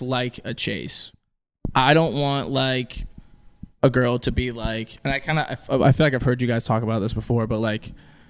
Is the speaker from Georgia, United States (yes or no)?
no; Pensacola, Florida, United States; moved away as an adult; also born or lived in North Dakota / Los Angeles; now in Nashville, United States; where I grew up, Pensacola